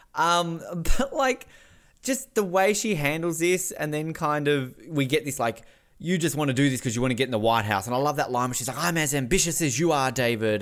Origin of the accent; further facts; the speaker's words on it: Australia; as an Australian